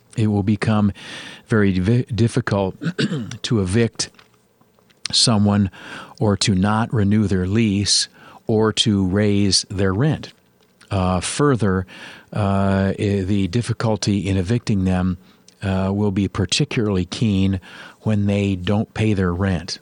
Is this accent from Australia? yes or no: no; United States; I am an American worker guy all day, every day